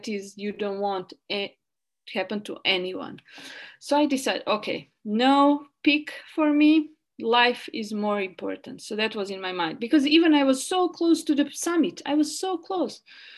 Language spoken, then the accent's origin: English; Bosnia & Herzegovina; English is a second language; moved away; I'm from Yugoslavia. I'm always scared of police and everyone.